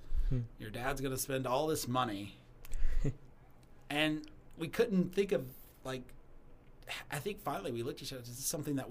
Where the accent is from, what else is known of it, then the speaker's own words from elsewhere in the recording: Kentucky, United States; moved away as an adult; growing up in Kentucky, there's a lot of places in Kentucky I've never been. And I lived there for 22 years